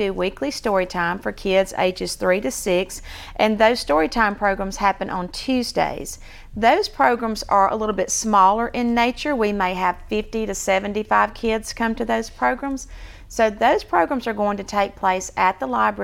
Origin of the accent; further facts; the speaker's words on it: Sylacauga, Alabama, United States; I'm from Sylacauga. I moved here in the fourth grade, so this is home